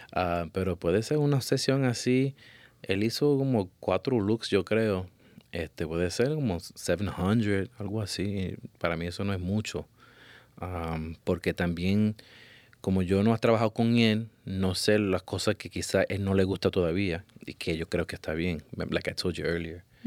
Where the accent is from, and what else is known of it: Puerto Rico